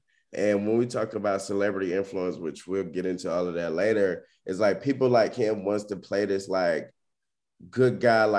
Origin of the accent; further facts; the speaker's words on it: the South, United States; I'm a Southern man